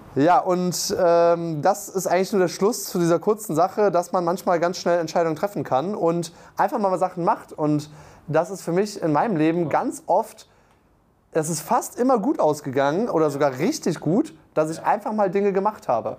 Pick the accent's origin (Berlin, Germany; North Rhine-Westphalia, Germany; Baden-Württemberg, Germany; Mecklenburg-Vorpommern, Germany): North Rhine-Westphalia, Germany; Aachen; ich komme aus Aachen, ich komme ja fast aus Köln